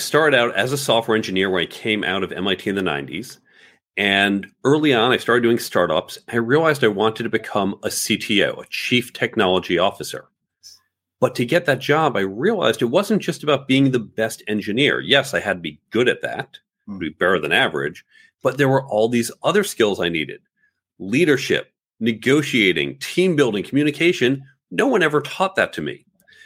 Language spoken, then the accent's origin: English; United States; also born or lived in New York City / Chicago suburbs, Illinois / Manhattan, New York; born in New York City, but grew up primarily in the suburbs of New York and suburbs of Chicago